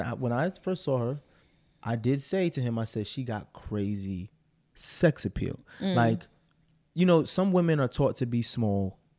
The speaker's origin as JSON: {"language": "English", "region": "Arkansas", "country": "United States", "said": "What's up, Mar? And I'm from Arkansas."}